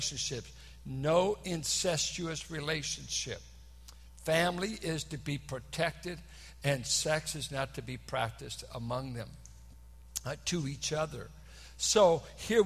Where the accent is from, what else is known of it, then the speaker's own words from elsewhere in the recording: San Francisco Bay Area, California, United States; I'm from the San Francisco Bay Area